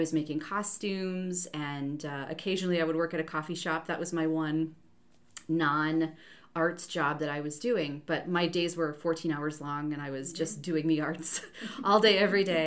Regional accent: Jamestown, North Dakota, United States; now in Goshen, United States; I grew up in Jamestown, North Dakota, in the middle

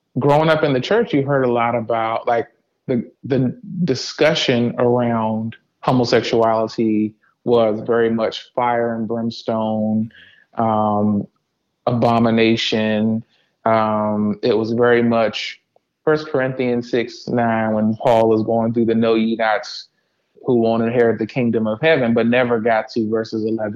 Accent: DMV, United States; True DMV native.

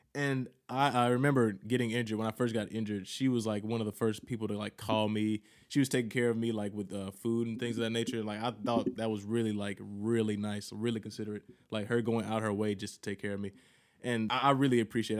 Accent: Mississippi, United States; I'm from Mississippi, that's the South

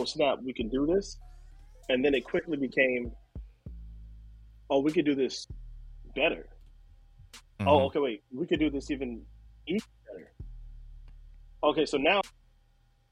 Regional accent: Virginia, United States; I'm originally from Virginia

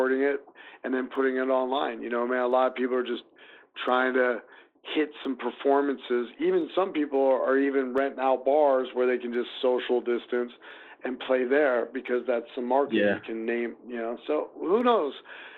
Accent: Des Moines, Iowa, United States; here in Des Moines

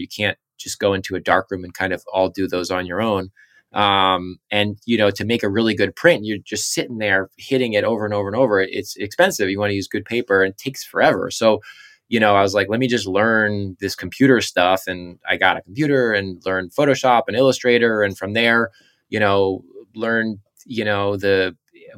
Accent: Southampton, New York, United States; I'm from Southampton, Eastern Long Island

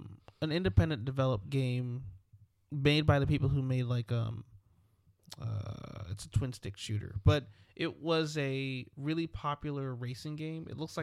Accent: England, United Kingdom; now in United States; when I grew up in England, football was a thing that you watched almost every night.

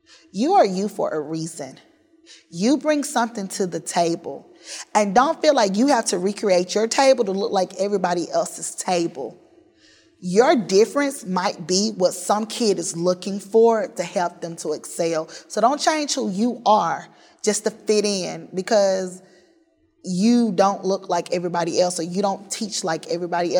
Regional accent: Forest, Mississippi, United States; I left my hometown of Forest, Mississippi in 2000

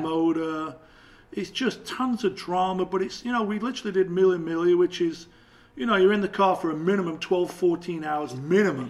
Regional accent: England, United Kingdom; being English

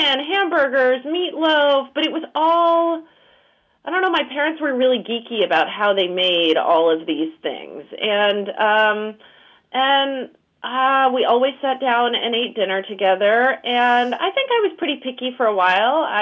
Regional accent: Oklahoma City, Oklahoma, United States; I grew up in Oklahoma City, Oklahoma

